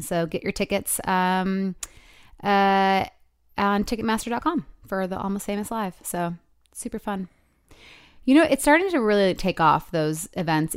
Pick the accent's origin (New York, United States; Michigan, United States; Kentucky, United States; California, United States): Michigan, United States; moved away; Michigan, 'cause it's my hometown